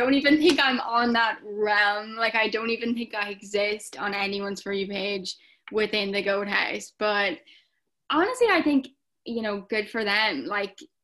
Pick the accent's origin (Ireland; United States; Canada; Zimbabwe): Ireland; I am an Irish TikToker.